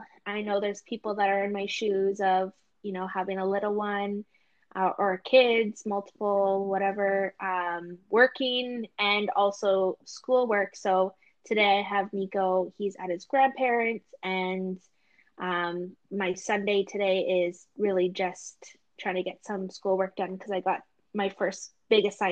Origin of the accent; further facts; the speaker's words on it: Sault Ste. Marie and Thunder Bay, Ontario, Canada; growing up in Sault Ste. Marie and Thunder Bay